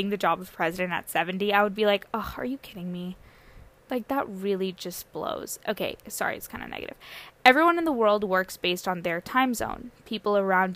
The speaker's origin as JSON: {"language": "English", "town": "San Diego", "region": "California", "country": "United States", "tie": "born or raised there", "said": "my parents, came from India in 1995, and then they settled down in San Diego. That's where I was born and raised."}